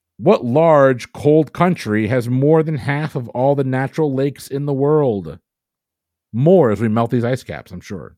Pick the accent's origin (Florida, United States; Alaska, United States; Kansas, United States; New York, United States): Florida, United States; Safety Harbor; they're right in my hometown. They're, like, five miles from my house down in Safety Harbor, Florida.